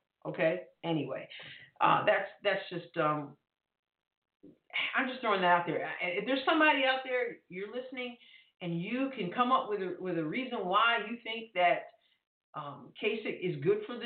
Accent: New York, United States; moved away; I'm a New Yorker originally, native New Yorker

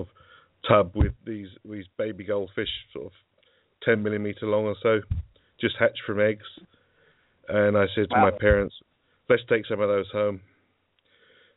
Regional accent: Essex, East of England, United Kingdom; I'm from Essex, to the east of London

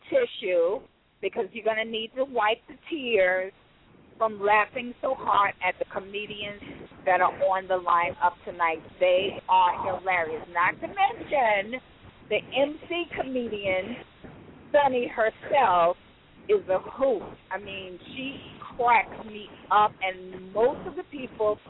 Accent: the South, United States; also born or lived in Atlanta, Georgia; growing up in the South

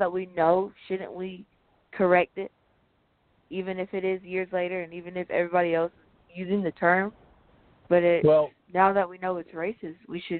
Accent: United States; I'm black American. That's what I am. I'm not ashamed. Or just American.

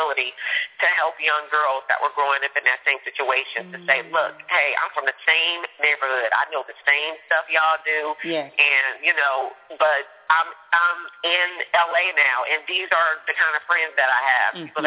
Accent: San Francisco, California, United States; I grew up in San Francisco

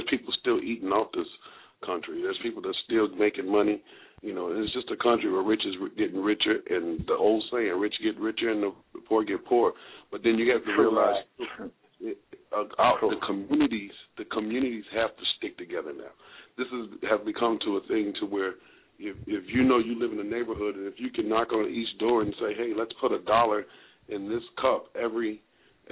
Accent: Chicago, Illinois, United States; moved away; we're originally from Chicago.

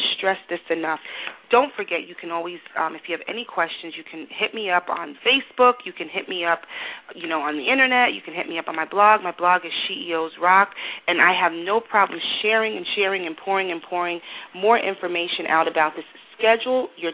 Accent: United States; I'm American

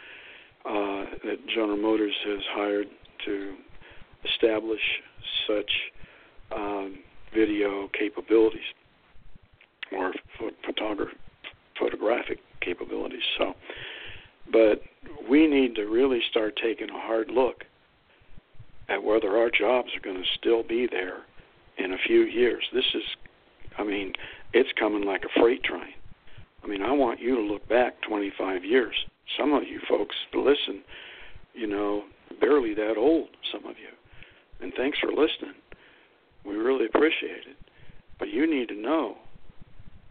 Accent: Lordstown, Ohio, United States; moved away; It's actually my hometown. I grew up there.

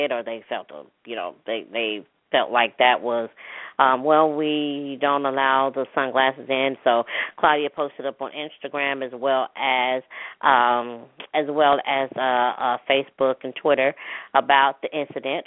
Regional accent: Hattiesburg, Mississippi, United States; my hometown, city of Hattiesburg, Mississippi

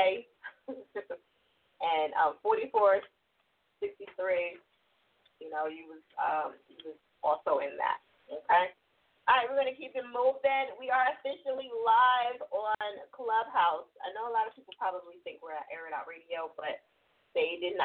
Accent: New Jersey, United States; I'm from Jersey, too

